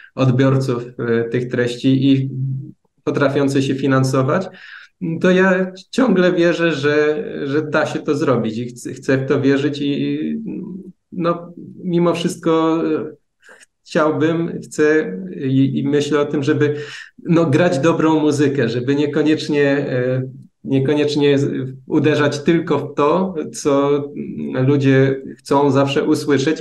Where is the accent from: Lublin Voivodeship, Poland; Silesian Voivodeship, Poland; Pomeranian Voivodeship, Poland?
Silesian Voivodeship, Poland; Bielsko-Biała; pochodzę z Bielska